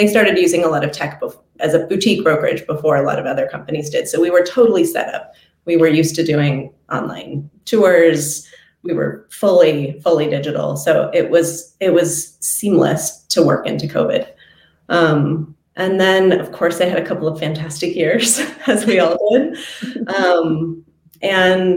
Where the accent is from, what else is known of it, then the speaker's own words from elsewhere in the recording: Eugene, Oregon, United States; I am from Eugene, Oregon. I'm a total native Oregonian